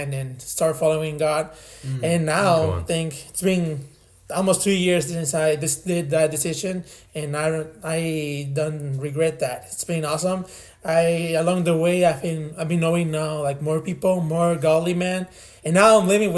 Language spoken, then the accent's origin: English; Mexico; moved away as an adult; also born or lived in Laredo, Texas; now in Texas, United States; I was born in Laredo, but I grew up in Mexico